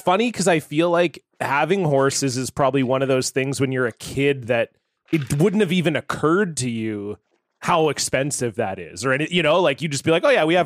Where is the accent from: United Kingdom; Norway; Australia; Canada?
Canada; Ontario; I grew up in Ontario.